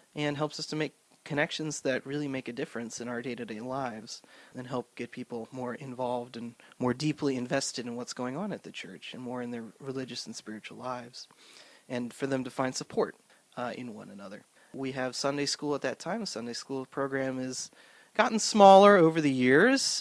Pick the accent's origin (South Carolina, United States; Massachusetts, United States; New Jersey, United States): New Jersey, United States; Swedesboro; now in Cranford, United States; So I grew up in South Jersey in a little town called Swedesboro.